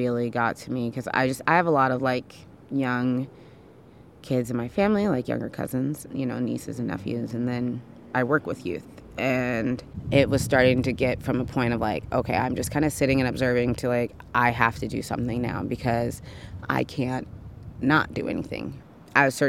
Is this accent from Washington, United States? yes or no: yes; Tacoma, Washington, United States; we're from Tacoma. We all, like, grew up in the Hilltop area